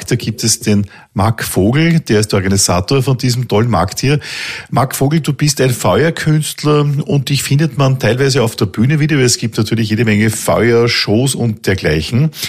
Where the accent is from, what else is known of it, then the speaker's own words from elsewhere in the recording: Austria; bei uns in Österreich